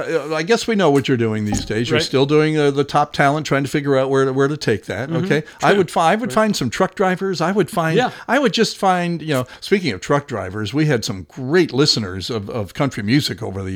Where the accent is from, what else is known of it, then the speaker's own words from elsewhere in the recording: Scotia, New York, United States; when I grew up on Drums Road in Scotia